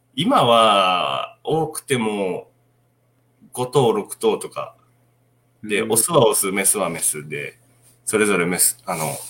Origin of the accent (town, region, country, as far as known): Otsuchi, Iwate, Japan; born or raised there